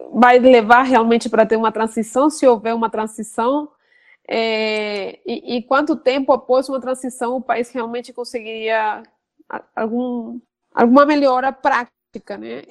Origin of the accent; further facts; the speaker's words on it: Venezuela; Portuguese is a second language; moved away as an adult; now in Brazil; não sabia que eu era venezuelana, sabia que eu era estrangeira porque eu tenho um sotaque